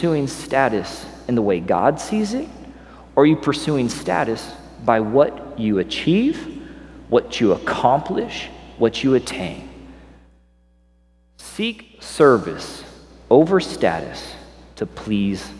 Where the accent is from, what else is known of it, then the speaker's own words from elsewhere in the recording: Springfield, Missouri, United States; moved away as an adult; also born or lived in Las Vegas, Nevada; now in Los Angeles, United States; So I grew up in Missouri, good old Midwestern boy. I remember we had cows that we would pass on the way to school. I had cows in my backyard, kind of a little country guy on the north end of Springfield, Missouri, located in southwest Missouri.